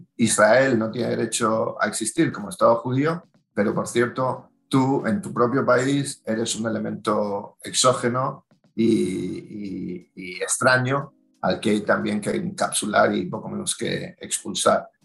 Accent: Spain; como ciudadanos españoles

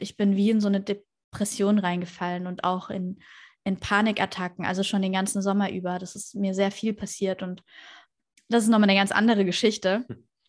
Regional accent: Würzburg, Bavaria, Germany; moved away as an adult; now in Tenerife, Spain; ich komme ja aus Würzburg ähm, ursprünglich

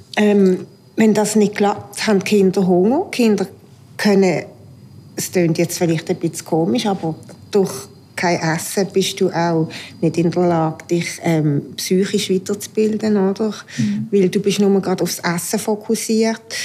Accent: Aargau, Switzerland; now in Basel, Switzerland; bin Aargauerin, lebe in Basel und bin Hausfrau

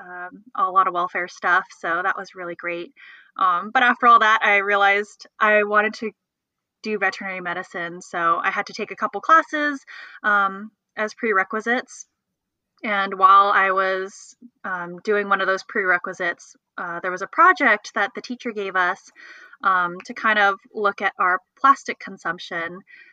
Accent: California, United States; also born or lived in Los Angeles; I'm from California

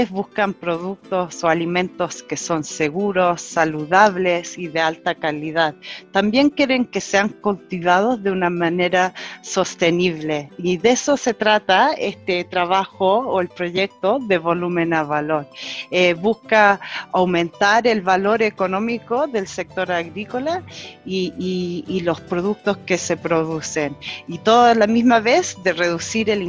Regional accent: New Zealand; Y además soy chilena, nacida en Nueva Zelanda, criada en Nueva Zelanda, lo cual me hace una chiwi.

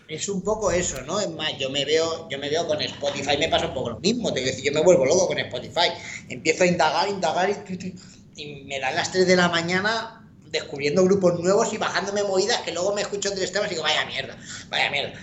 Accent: Madrid, Community of Madrid, Spain; yo soy de Madrid

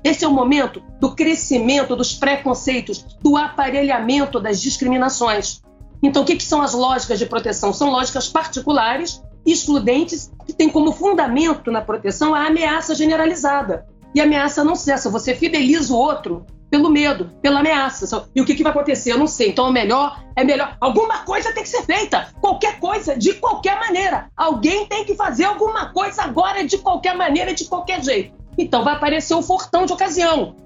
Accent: Rio de Janeiro, Brazil; eu venho, venho do Rio de Janeiro, é o Salgueiro

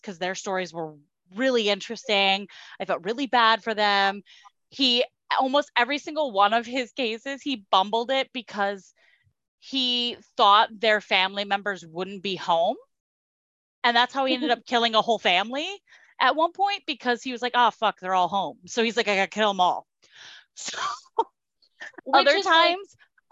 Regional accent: Kansas, United States; I grew up in Kansas.

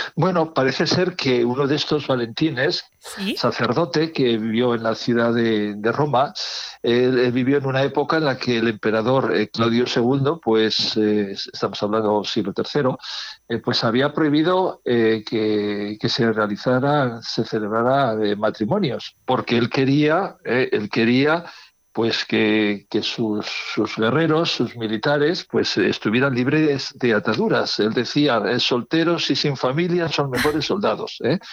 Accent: Las Merindades, near Villarcayo, Castile and León, Spain; now in Burgos, Spain; mi pueblo, en eh, está, dedicada, exactamente, a las Merindades, cerca de Villarcayo

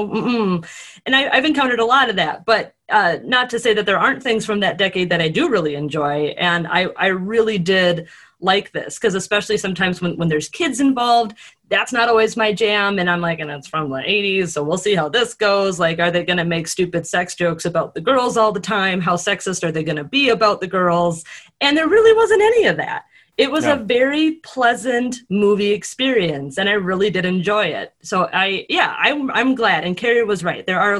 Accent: Midwest, United States; accent: Midwest; if my Midwest accent doesn't bother you too much

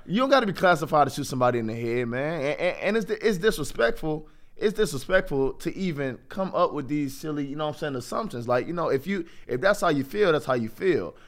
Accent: Jacksonville, Florida, United States; moved away as an adult; now in Athens, Ohio, United States; I come from Jacksonville, Florida

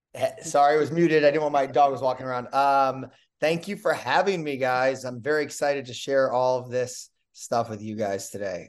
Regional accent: Chicago, Illinois, United States; when I grew up in Chicago

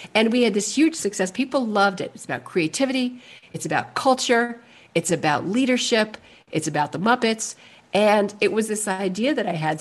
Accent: New York City, New York, United States; also born or lived in New Hampshire / California / New Mexico / Alaska; I was born and raised in Manhattan

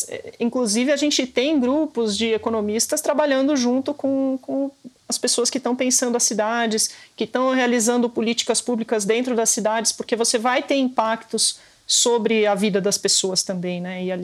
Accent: São Paulo, Brazil; Como paulistana nascida e criada

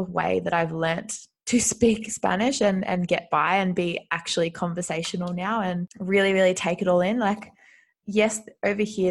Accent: Australia; moved away as an adult; now in Madrid, Spain; I'm originally from Australia, but I've been living in Spain, in Madrid, since September last year

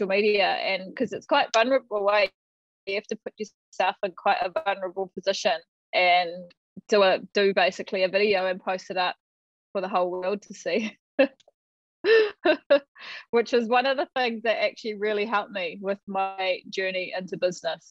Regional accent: Te Teko, Bay of Plenty, New Zealand; also born or lived in Tauranga / Onepu; brought up in and around Te Tiko

